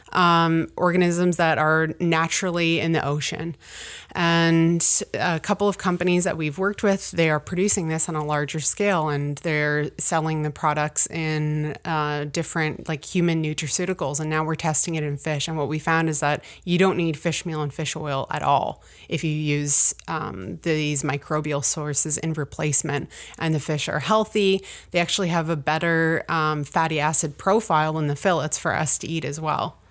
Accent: Ontario, Canada; now in Truro, Canada; I grew up in Ontario

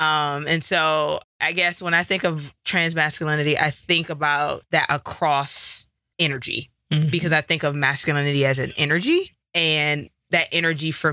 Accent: Detroit, Michigan, United States; now in Colorado, United States; Growing up in Detroit

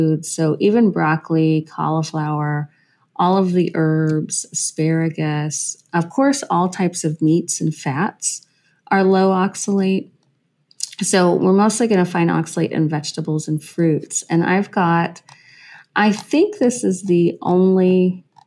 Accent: Western Kentucky, United States; So I'm from Western Kentucky. I grew up way out in the country out there around all the corn and the coyotes and the cows.

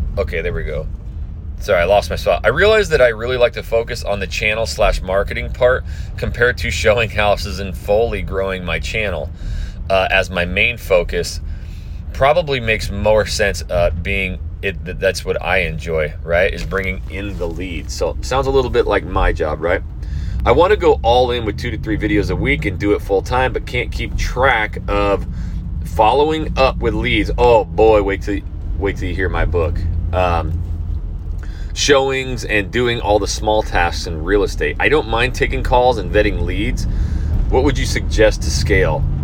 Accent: Idaho, United States; moved away; back to Idaho, my hometown

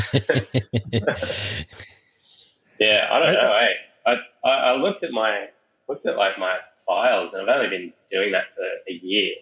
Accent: Alice Springs, Northern Territory, Australia; now in Blue Mountains, Australia; I'm more from Alice Springs

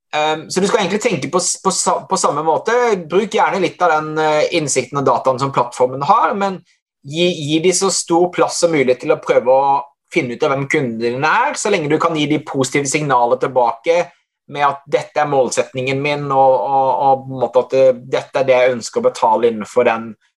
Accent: Hovden, Agder, Norway; Jeg kommer fra Hovden i Setesdal

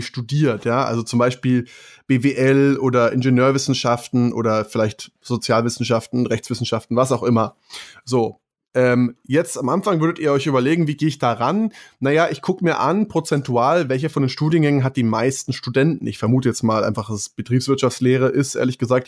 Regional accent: Germany; bei uns in Deutschland

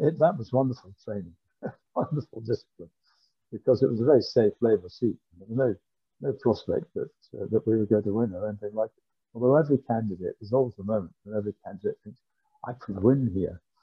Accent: Glasgow, Scotland, United Kingdom; I was born in Glasgow. I went to grammar school in Glasgow and I went to Glasgow University.

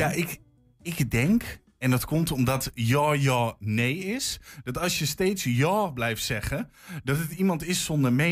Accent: Overijssel, Netherlands; Ja, ik kom uit Twente, maar ik spreek Nederlands. En heb mijn dialect afgezworen.

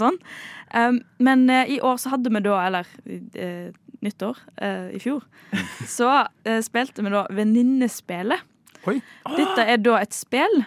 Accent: Bømlo, Vestland, Norway; moved away; Bømlo der jeg kommer fra

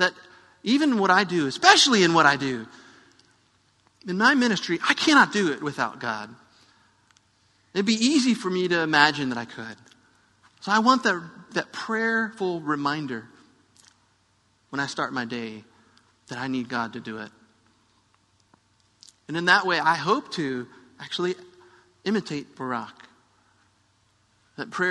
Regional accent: United States; I'm an American who speaks English

